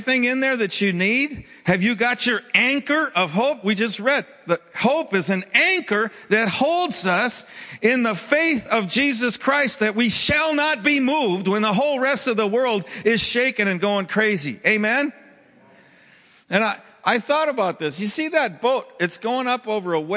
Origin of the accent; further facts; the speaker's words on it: Minnesota, United States; I grew up in Minnesota